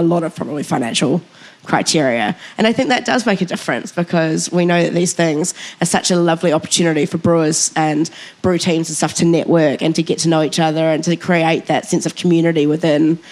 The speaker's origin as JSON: {"language": "English", "country": "New Zealand", "said": "I can't believe as a Kiwi"}